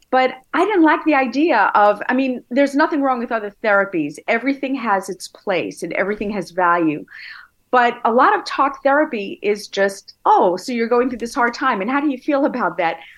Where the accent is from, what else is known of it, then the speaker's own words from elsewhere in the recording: Brooklyn, New York, United States; Born in Brooklyn and went to Nassau Community in Hofstra.